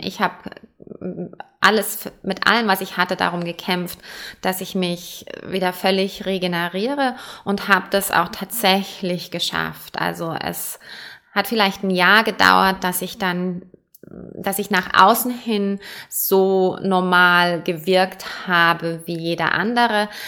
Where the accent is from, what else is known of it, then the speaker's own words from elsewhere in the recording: Germany; also born or lived in Perth, Australia; now in Switzerland; Ich bin ursprünglich in Deutschland geboren, deswegen auch kein Schweizer Akzent